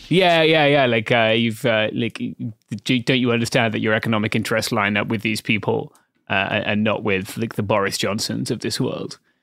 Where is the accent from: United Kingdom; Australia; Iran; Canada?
United Kingdom; as a British person